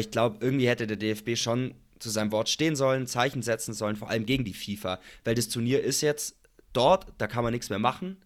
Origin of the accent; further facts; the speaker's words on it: Germany; bei uns in Deutschland